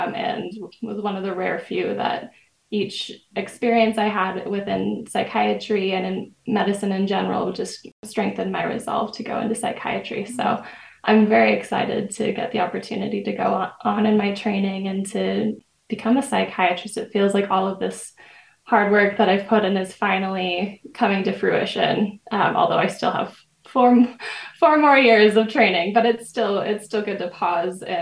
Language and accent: English; Meridian, Idaho, United States; I grew up in Meridian, Idaho